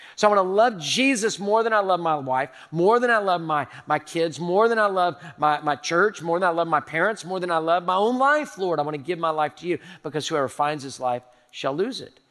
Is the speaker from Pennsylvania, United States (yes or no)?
no; Houston, Texas, United States; I'm a native Houstonian. I was born in Herman Hospital in the medical center